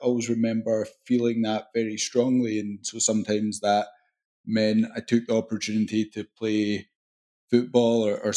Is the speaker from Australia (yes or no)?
no; Glasgow, Scotland, United Kingdom; accent: Scottish; I loved growing up in Scotland